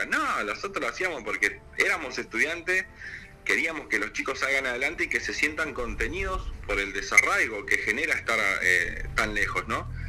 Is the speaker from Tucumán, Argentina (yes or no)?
no; Gobernador Gregores, Santa Cruz, Argentina; also born or lived in Córdoba; soy nacido en Gobernador Gregores